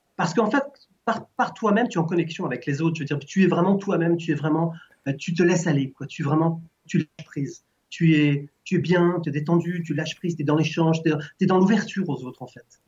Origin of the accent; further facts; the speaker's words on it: France; je suis français